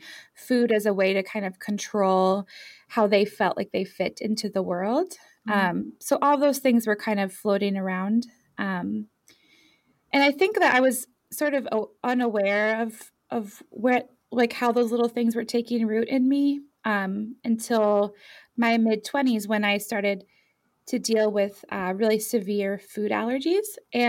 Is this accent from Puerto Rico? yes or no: no; Ireland; also born or lived in France / Germany; So I was born in France and grew up primarily in Ireland and Germany and France. Moving a lot.